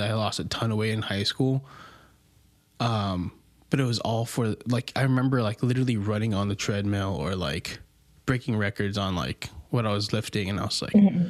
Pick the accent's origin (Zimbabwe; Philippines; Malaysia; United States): Philippines; I'm Filipino.